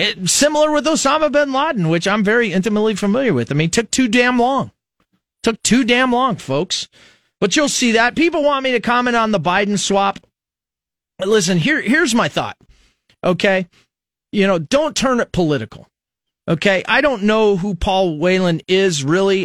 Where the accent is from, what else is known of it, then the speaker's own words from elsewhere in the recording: United States; As an American